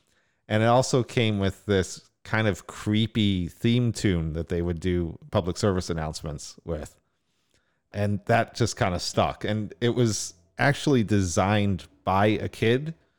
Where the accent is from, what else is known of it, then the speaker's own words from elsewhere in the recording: Northeast, United States; So when I was growing up in Northeast US.